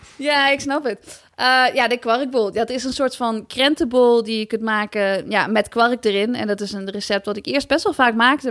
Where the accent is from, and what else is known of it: Netherlands